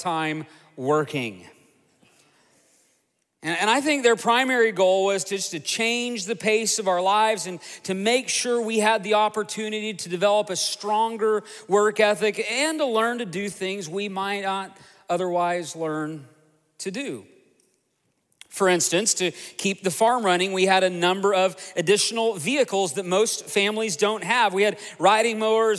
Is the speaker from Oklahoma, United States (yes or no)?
yes; Tulsa, Oklahoma, United States; also born or lived in Broken Arrow, Oklahoma; I grew up just outside of Tulsa, Oklahoma, on 80 beautiful acres.